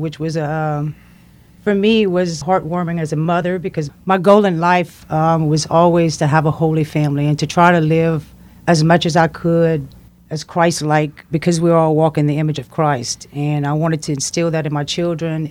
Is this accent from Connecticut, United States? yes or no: no; Henderson, Louisiana, United States; I was born and raised in Henderson